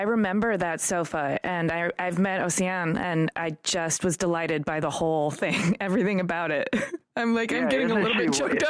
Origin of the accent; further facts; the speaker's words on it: Detroit, Michigan, United States; I'm from Detroit.